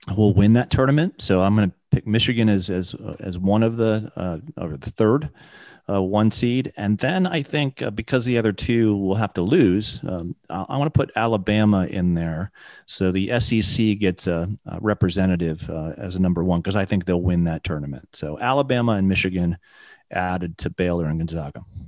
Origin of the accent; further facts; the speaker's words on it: England, United Kingdom; I was born in England